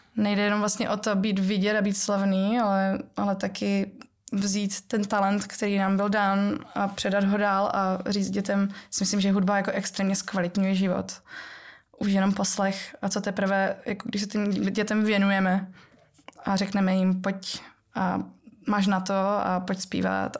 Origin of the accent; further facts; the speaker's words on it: Ostrava, Moravian-Silesian Region, Czechia; já pocházím z Ostravy, kde se ještě jako m- babička trochu po našemu mluví a ta polština to tam ovlivňuje